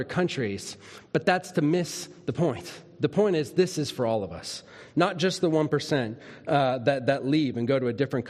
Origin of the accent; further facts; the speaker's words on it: Minnesota, United States; When I was a little kid, I grew up in Minnesota